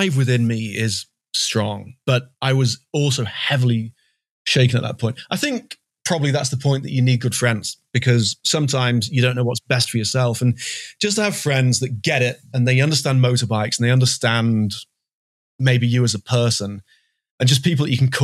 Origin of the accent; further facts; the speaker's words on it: England, United Kingdom; I'm English.